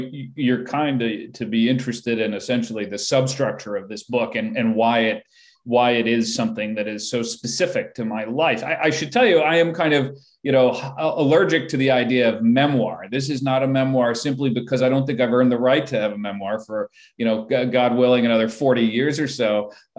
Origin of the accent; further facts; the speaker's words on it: United States; also born or lived in London; I am an American, full stop. I was born in England